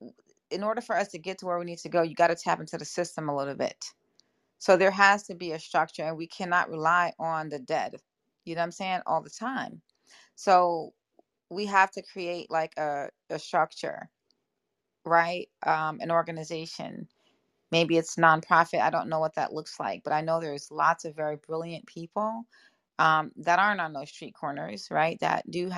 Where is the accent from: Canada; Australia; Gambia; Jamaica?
Jamaica; I'm Jamaican as well.